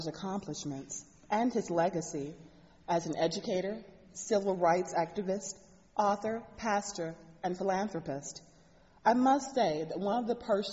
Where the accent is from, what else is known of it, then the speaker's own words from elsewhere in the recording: Shreveport, Louisiana, United States; Growing up in Shreveport, I was raised in the Baptist Church and spent much of my early life and childhood there in church.